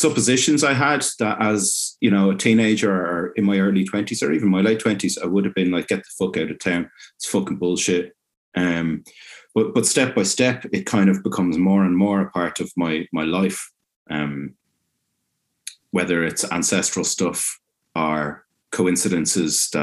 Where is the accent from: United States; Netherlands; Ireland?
Ireland; growing up in Ireland